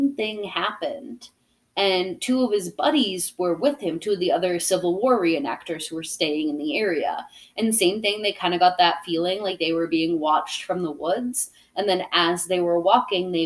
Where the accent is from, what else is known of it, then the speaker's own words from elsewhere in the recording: Plympton, Massachusetts, United States; also born or lived in Taunton, Massachusetts; now in Providence, United States; I grew up in Plimpton, Massachusetts, you know, where there was more chicken and cows than there were people